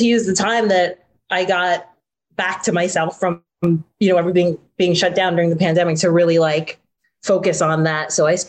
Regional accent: Asbury Park, New Jersey, United States; I'm from Asbury Park community, and I've worked in Asbury Park, lived in Asbury Park.

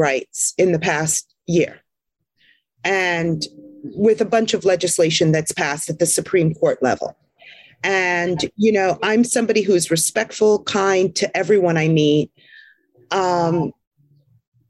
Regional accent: Jersey Shore, New Jersey, United States; moved away as an adult; I grew up on the Jersey Shore

